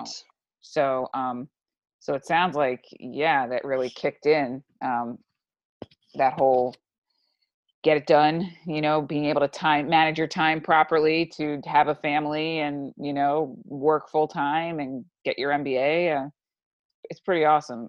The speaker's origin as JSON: {"language": "English", "region": "New York", "country": "United States", "said": "I'm from New York"}